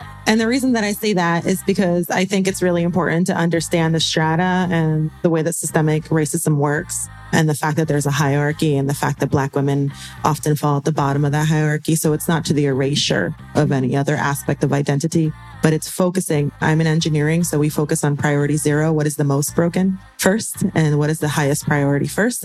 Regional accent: United States; I'm Puerto Rican. I was born and raised in the United States, but I'm Afro Puerto Rican

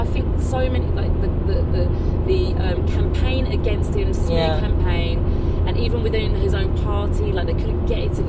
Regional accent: London, United Kingdom; moved away as an adult; now in France; I'm a working class person. I was born and raised in Tottenham on a council estate, a two-bedroom council estate. I went to school in Enfield. I went to college in North London.

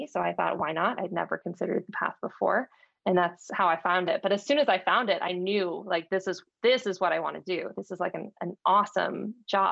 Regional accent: Dallas, Texas, United States; moved away as an adult; also born or lived in Ithaca, New York / San Francisco, California; I grew up in Dallas, Texas, just outside of it in the suburb.

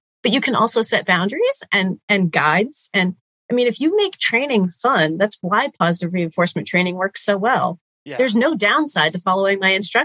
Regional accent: New England, United States; I grew up in New England

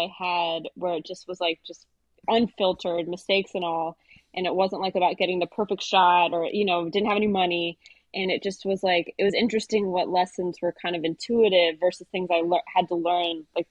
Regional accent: Austin, Texas, United States; I grew up in Austin

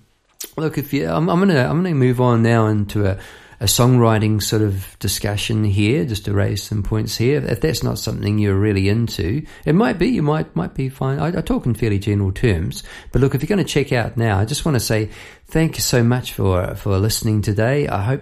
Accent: New Zealand; moved away as an adult; now in Melbourne, Australia; Look, I came over from New Zealand, say 20 years ago. I came over to get a new band and to start afresh. It's a rite of passage coming over from New Zealand to Melbourne, Australia.

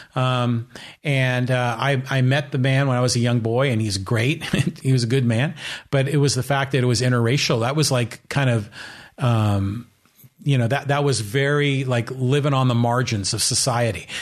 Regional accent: Burlingame, California, United States; also born or lived in San Francisco; when I was growing up in Burlingame

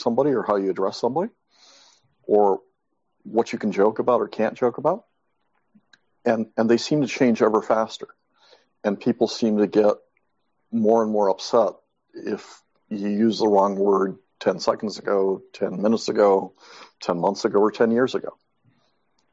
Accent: Mexico; moved away; I was brought up in Mexico

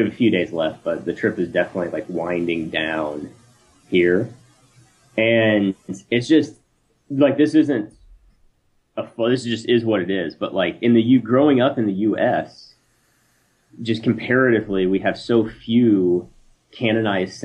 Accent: United States; growing up as an American

